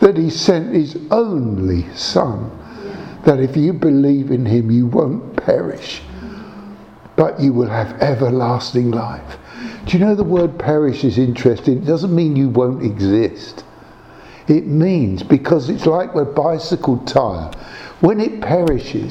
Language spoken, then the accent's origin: English; Croydon, London, United Kingdom; I come from Selsdon, South Croydon